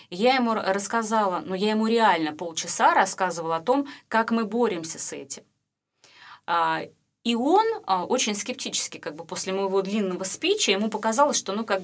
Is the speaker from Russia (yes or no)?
yes; Saint Petersburg, Russia; Ну как-то в большей мере все-таки я питерская.